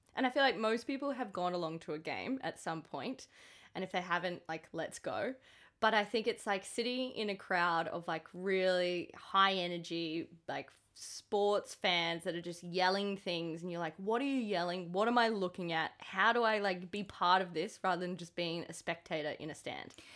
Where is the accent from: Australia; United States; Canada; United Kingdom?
Australia; Queensland; I'm a Queenslander